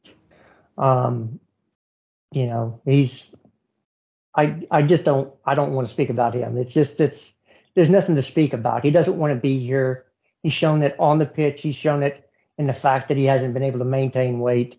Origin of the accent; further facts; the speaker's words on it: United States; I'm an American.